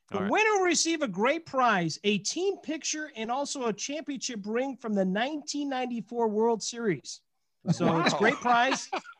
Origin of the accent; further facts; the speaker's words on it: Frankfurt, Hesse, Germany; born there; I was born in Frankfurt, Germany, and graduated from Baylor University.